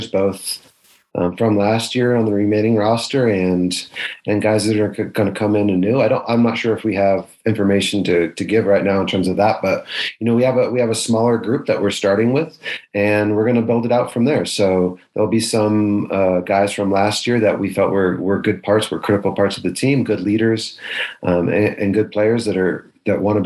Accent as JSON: {"language": "English", "town": "Denver", "region": "Colorado", "country": "United States", "said": "I'm from Denver and certainly had a big attachment there."}